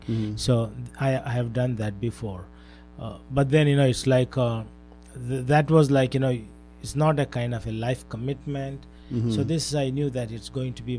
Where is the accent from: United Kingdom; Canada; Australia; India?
India; Bangalore, Karnataka; moved away as an adult; also born or lived in Mechanicsburg, Pennsylvania / Columbia, Pennsylvania; now in United States; I hail from Bangalore, India, that is the southwest part of India.